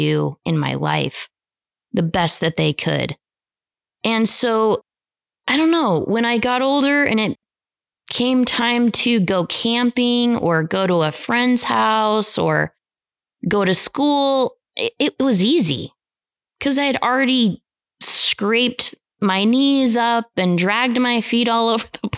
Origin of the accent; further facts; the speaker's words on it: Idaho, United States; growing up in Idaho